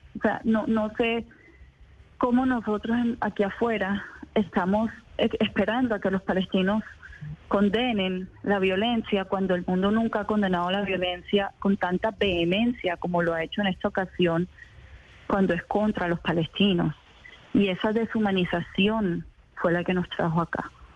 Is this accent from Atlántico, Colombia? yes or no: yes; Barranquilla, Atlántico, Colombia; yo soy nacida en Barranquilla, soy palestina de tercera generación